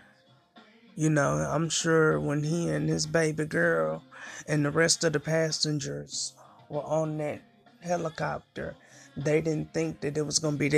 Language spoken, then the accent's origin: English; Flint, Michigan, United States; the city of Flint, Michigan, my hometown, where I'm from, born and raised